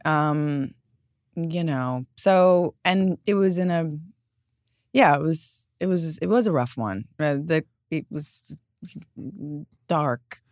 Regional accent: New York, United States; growing up in New York

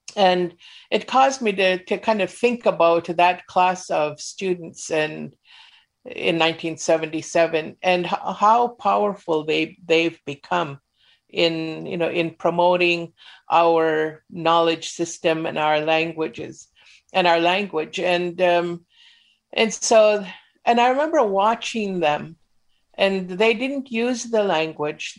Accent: Mount Currie, British Columbia, Canada; I was growing up in Mount Curry

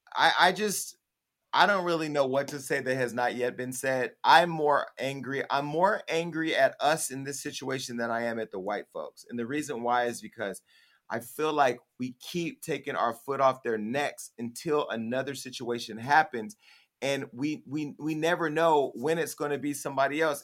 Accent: United States; moved away; My hometown right now, I had a black mayor who was a Democrat who did not serve our community. Mayor Tubbs

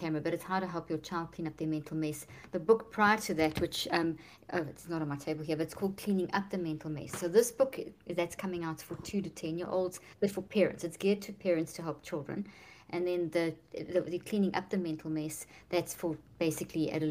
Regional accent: South Africa; moved away as an adult; also born or lived in Italy; now in United States; I'm from South Africa, but I've been in the States for the last 15 years almost

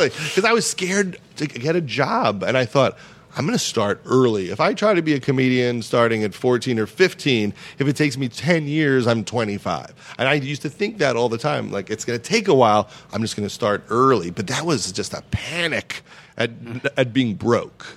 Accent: Long Island, New York, United States; moved away; also born or lived in Los Angeles; I was from Long Island

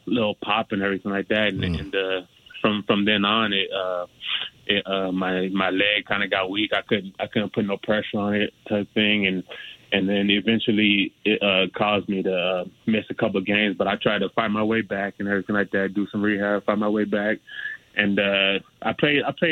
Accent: Del Rio, Texas, United States; moved away; also born or lived in Colorado; I'm from Texas originally, a little small town called Del Rio.

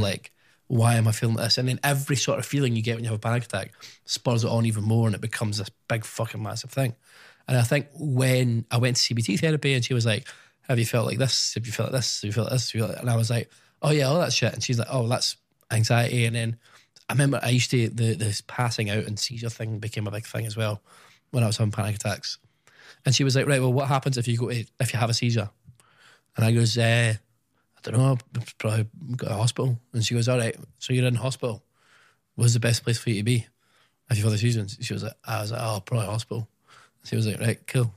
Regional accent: Scotland, United Kingdom; I don't know if it's my upbringing in Scotland or just being Scottish

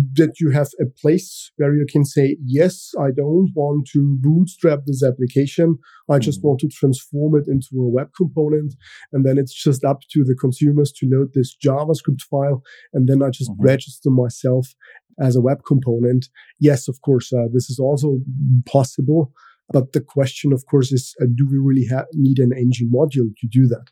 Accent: Austria; first language German; English is a second language; I am from Austria. So, this means my native language is German

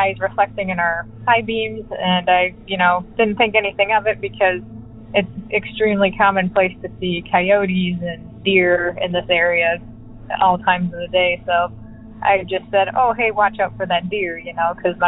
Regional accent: Midwest, United States; I'm from the Midwest

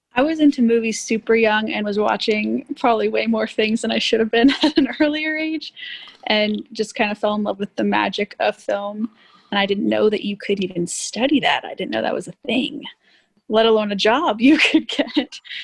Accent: Miami, Florida, United States; moved away; also born or lived in Texas / Austin, Texas / Cuba (ancestry); Born in Miami. I'm Cuban

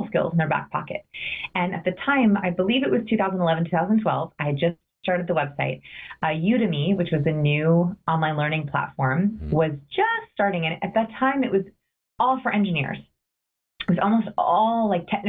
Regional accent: Los Angeles, California, United States; I grew up in Los Angeles

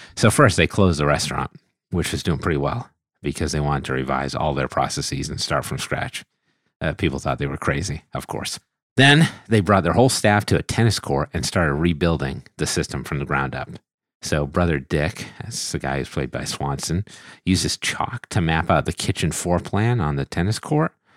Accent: United States; accent: American English; my American English accent

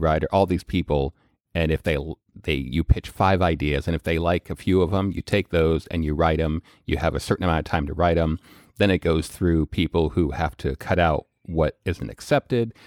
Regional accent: Colorado, United States; also born or lived in Missouri; I grew up in Colorado

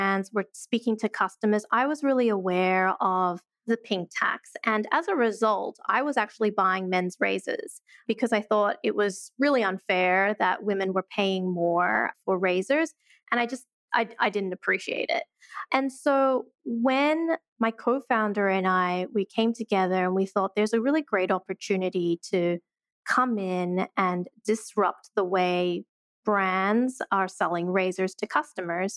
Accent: Australia; moved away as an adult; also born or lived in Sydney, Australia / Portland, Oregon, United States; now in New York, United States; I'm originally from Australia.

